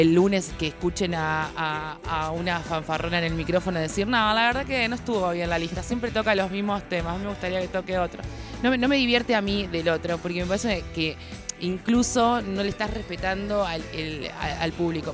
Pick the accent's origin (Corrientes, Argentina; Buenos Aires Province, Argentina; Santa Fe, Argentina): Buenos Aires Province, Argentina; San Pedro; moved away; empecé chica en donde, en donde nací, que soy, soy de San Pedro.